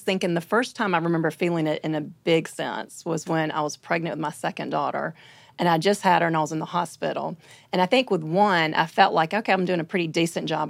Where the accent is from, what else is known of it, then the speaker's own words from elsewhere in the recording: Birmingham, Alabama, United States; I'm from Birmingham, Alabama.